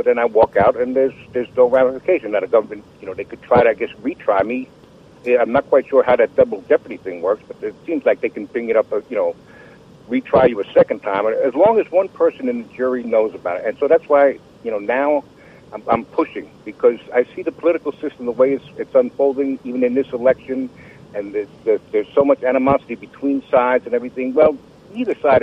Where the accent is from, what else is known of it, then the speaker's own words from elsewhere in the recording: New York, United States; moved away as an adult; now in North Carolina, United States; now I've been in North Carolina 35 years, but formerly I'm from New York.